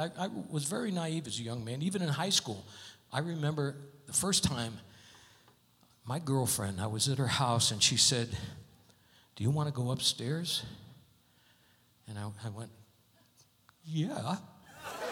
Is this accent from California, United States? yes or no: no; Connecticut, United States; I'm from Connecticut. I come from an Italian family